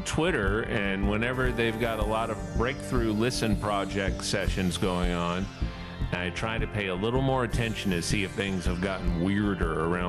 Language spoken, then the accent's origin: English; New Orleans, Louisiana, United States; growing up in the South. I grew up in New Orleans